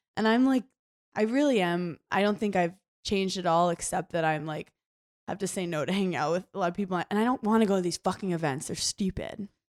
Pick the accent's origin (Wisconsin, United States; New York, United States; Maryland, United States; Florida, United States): New York, United States; I'm from New York